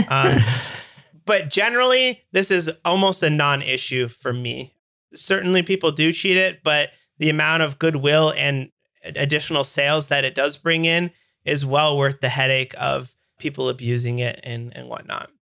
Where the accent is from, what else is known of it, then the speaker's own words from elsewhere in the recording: Canada; I'm Canadian